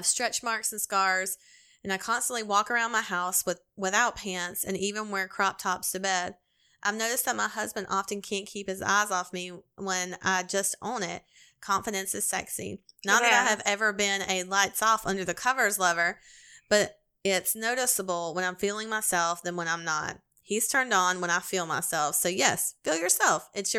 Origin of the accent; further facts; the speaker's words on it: Canada; I'm Japanese Canadian, so whenever I do it, or someone else does it, I am extremely uncomfortable.